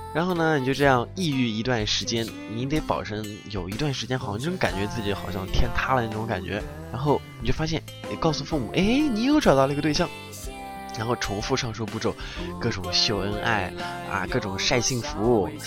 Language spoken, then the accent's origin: Chinese; China; 我们中国人